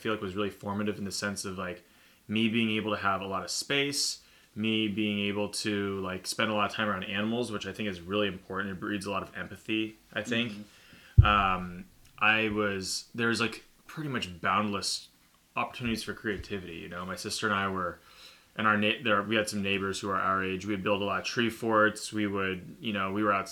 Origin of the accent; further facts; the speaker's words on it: Deming, Washington, United States; also born or lived in Florida / Bellingham, Washington / Seattle, Washington; When I was 5, my parents bought a farm in Deming, Washington